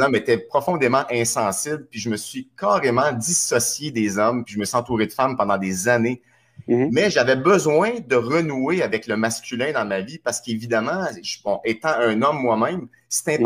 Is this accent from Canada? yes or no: yes; Trois-Rivières, Quebec, Canada; moved away; also born or lived in Montreal; Je suis natif de Trois-Rivières. Je me suis retrouvé à Montréal.